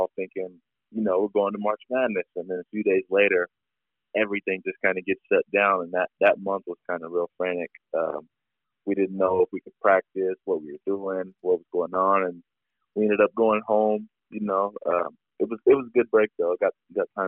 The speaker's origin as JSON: {"language": "English", "town": "Tacoma", "region": "Washington", "country": "United States", "tie": "born or raised there", "said": "growing up in Tacoma is a blessing."}